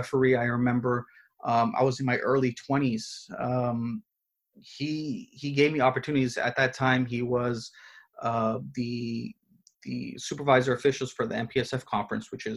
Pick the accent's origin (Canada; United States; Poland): United States; Pasadena, California; my hometown of Pasadena